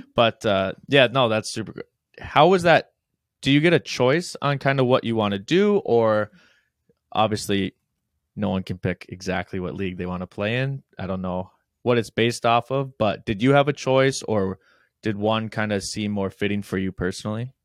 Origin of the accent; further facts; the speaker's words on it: Midwest, United States; We're from the Midwest